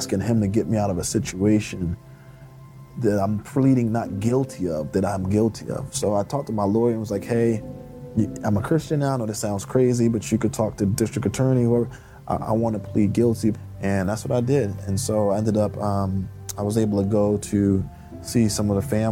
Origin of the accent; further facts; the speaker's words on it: Philadelphia, Pennsylvania, United States; When I grew up in the Fairmount section of Philadelphia, I lived literally one block from Eastern State Penitentiary